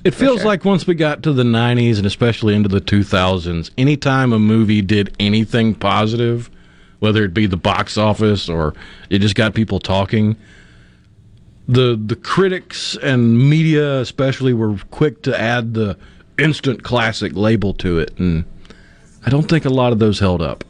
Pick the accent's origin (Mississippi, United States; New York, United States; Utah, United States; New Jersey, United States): Mississippi, United States; Tupelo; I remember growing up in Tupelo